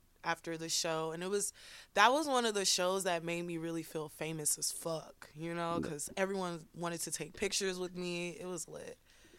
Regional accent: Detroit, Michigan, United States; now in Boston, United States; I am from the 3-1 motherfucking 3. I'm from Detroit.

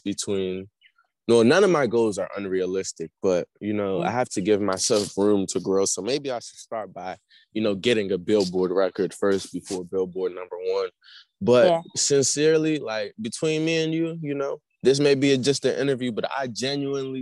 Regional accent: Nigeria; I'm from Nigeria.

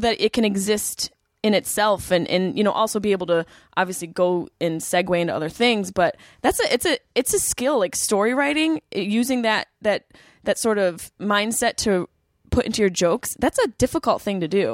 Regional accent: Syracuse, New York, United States; moved away as an adult; also born or lived in Boston; I grew up in Syracuse

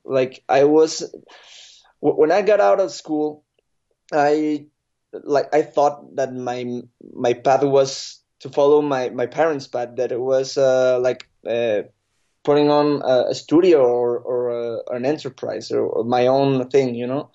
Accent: State of Mexico, Mexico; I'm normally say that I'm from Mexico City because, but, but I'm from a little outside. It's, it's called, uh, State of Mexico.

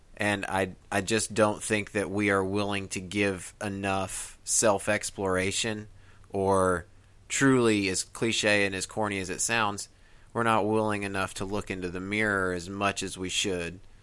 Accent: Midwest, United States; now in Tennessee, United States; growing up in the Midwest and coming here to the mountains

